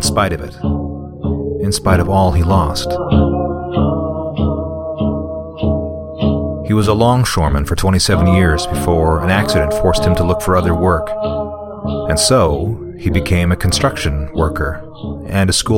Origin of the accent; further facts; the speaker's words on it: northern Manitoba, Canada; In northern Manitoba, where I was born and educated from kindergarten to university